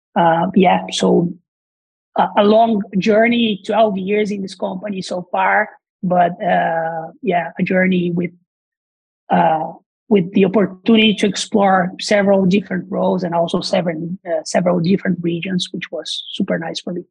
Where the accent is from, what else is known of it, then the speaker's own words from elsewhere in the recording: Brazil; English is a second language; moved away as an adult; as you probably can hear from the accents, I'm not from here. I'm originally from Brazil